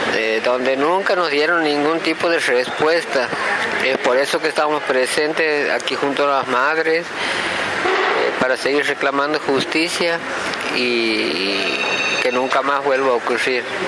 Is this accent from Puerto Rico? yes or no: no; Loreto, Santiago del Estero, Argentina; somos de Loreto, una ciudad situada a 60 kilómetros al sur de la capital de Santiago del Estero